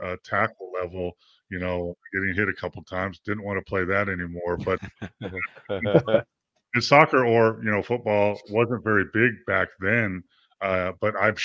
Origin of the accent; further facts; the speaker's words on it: Los Angeles, California, United States; I grew up in San Fernando Valley outside